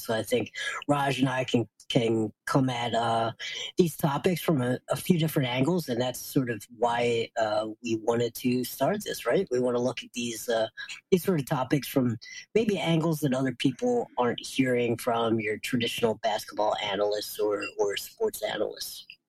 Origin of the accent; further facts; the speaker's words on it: Wilmington, Delaware, United States; my hometown of Wilmington, Delaware.